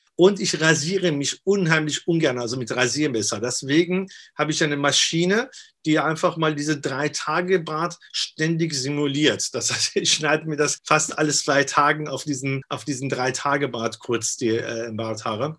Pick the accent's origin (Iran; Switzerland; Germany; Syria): Iran; moved away; also born or lived in Austria; ich komme ja aus dem Iran und ich bin ja äh, damals, äh, was Iran-Irak-Krieg war, geflüchtet und bin dann nach, nach Österreich erstmal